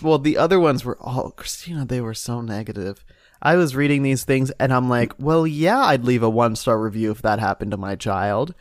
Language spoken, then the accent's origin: English; Ohio, United States; moved away; also born or lived in Indiana; I'm from Ohio